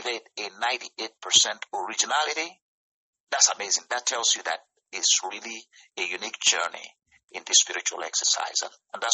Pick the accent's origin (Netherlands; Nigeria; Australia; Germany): Nigeria; moved away as an adult; now in United States; where I come from, actually I come from West Africa, from Nigeria.